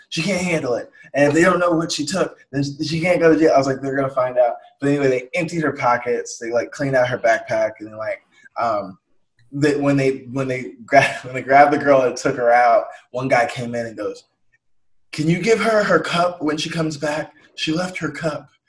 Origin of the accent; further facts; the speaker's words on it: Atlanta, Georgia, United States; like I'm from Atlanta, and uh, yeah, like Atlanta is like the most progressive, like woke, black ass place in like Georgia